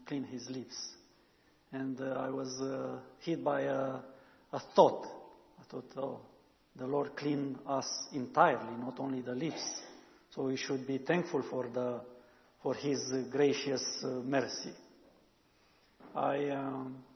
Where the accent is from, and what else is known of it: Romania; first language Romanian; English is a second language